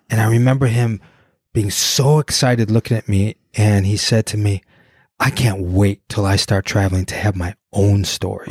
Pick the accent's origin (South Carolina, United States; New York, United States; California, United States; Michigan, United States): Michigan, United States; Detroit; I'm from Detroit